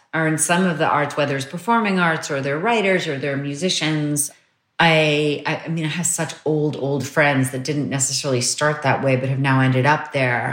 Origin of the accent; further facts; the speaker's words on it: New York, United States; also born or lived in Croton-on-Hudson; I grew up mostly in Manhattan